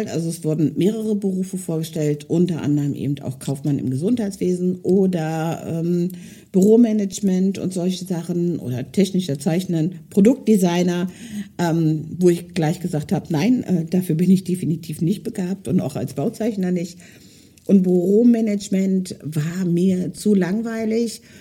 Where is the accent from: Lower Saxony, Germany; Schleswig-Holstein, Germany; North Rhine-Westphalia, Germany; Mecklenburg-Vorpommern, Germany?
Lower Saxony, Germany; Hildesheim; Ursprünglich ähm, komme ich aus Hildesheim, ähm, bin aber vor drei Jahren dort weggezogen und habe meine Wahlheimat hier oben gewählt, im Norden Deutschlands, weil ich mich schon immer irgendwie seegebunden gefühlt habe.